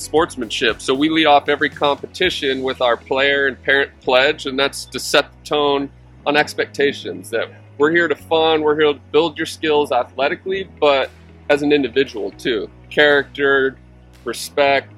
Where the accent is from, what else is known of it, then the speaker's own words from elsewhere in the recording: Washington, United States; moved away as an adult; I'm originally from Washington State